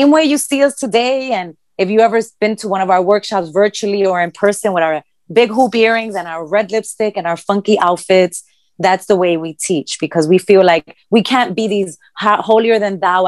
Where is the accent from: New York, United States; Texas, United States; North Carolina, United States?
New York, United States; New York City; we grew up in Bed-Stuy